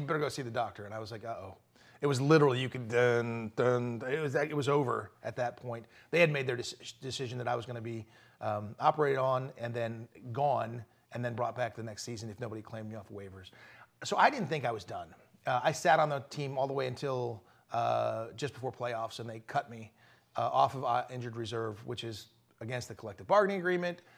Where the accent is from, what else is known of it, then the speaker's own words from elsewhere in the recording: Malibu, California, United States; growing up in Malibu, California